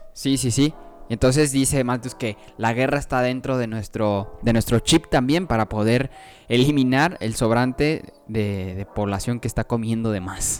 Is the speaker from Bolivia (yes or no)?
no; Mexico; como los mexicanos en Estados Unidos